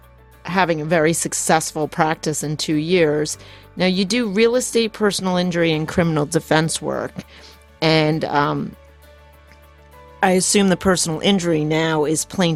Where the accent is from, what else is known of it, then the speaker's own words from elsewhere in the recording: New Jersey, United States; moved away as an adult; now in South Jersey, United States; I'm from North Jersey originally, and so, you know, grew up 10 miles out of New York City, from New York City, and I didn't even know there was a real South Jersey until I got until I got married, but that's how I ended up down here.